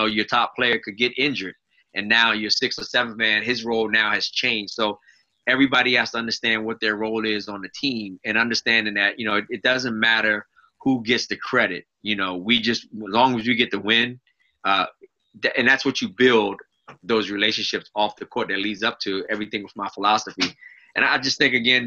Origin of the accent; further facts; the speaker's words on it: Arlington, Virginia, United States; I grew up in Arlington, South Arlington